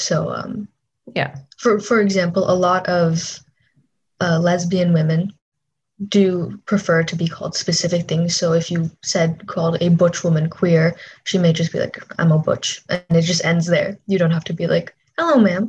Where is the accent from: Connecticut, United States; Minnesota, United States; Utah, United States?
Minnesota, United States; when I grew up in Minnesota